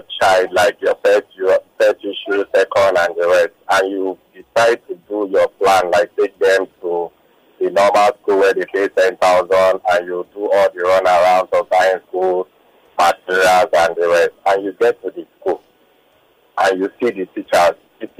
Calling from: Lagos, Nigeria; I'm calling from VI.

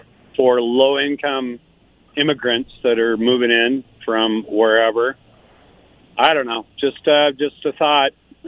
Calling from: West Richland, Washington, United States; from West Richland.

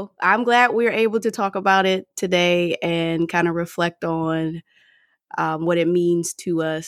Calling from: Washington, District of Columbia, United States; I come to you from the Washington, D.C. metro area, and I am an engineer by day.

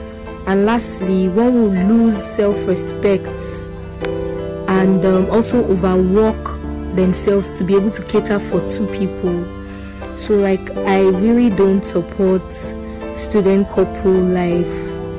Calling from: Yaba, Lagos, Nigeria; I'm recording from Yaba, Lagos State.

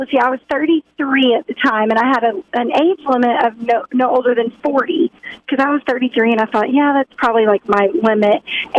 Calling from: Rogers, Arkansas, United States; Good morning. It's Dana calling from Rogers this morning.

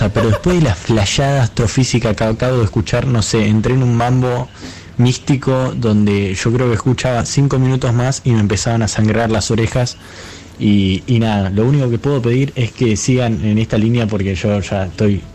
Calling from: La Plata, Buenos Aires Province, Argentina; Hola Caricias … de La Plata.

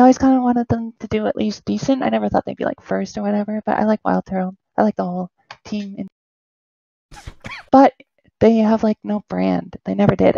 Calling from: Toronto, Ontario, Canada; I'm calling from Toronto

